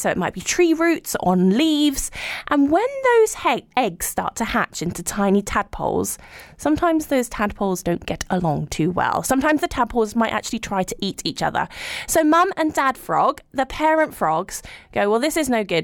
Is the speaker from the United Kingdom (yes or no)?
yes; London, United Kingdom; I grew up in London